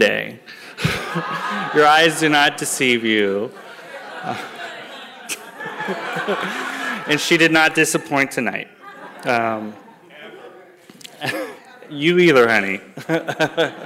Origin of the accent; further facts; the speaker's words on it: San Jose, California, United States; I am a Bay Area native. I'm from San Jose